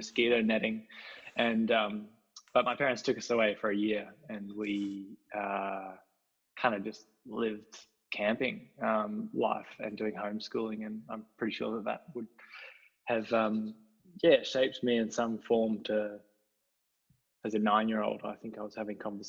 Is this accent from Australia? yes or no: yes; Belgrave, Victoria, Australia; also born or lived in south of Hobart, Tasmania; we grew up in Belgrave, which is out of East Melbourne, kind of the edge of the train line between rural and suburbia.